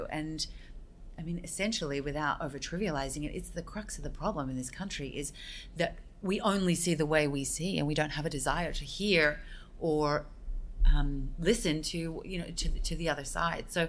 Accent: Australia; now in United States; I grew up in Australia

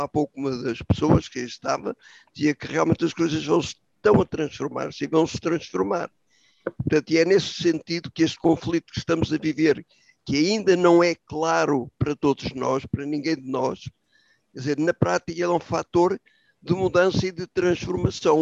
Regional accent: Portugal; como portugueses

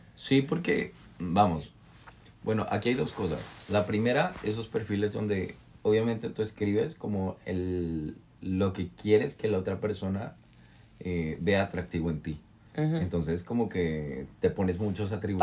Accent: Mexico; now in New York, United States; soy de México

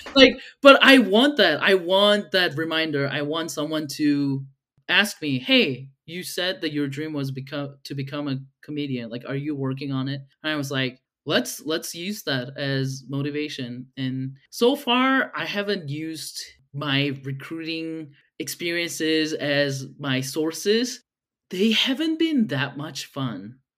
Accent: South Korea; now in Utah, United States; I'm originally from Korea, but I've moved to the States probably twelve years ago.

